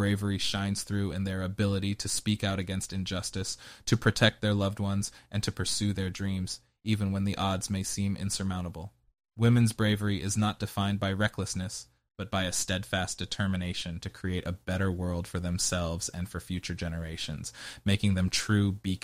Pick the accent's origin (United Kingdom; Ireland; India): United Kingdom; there's a question mark at the end because I'm British.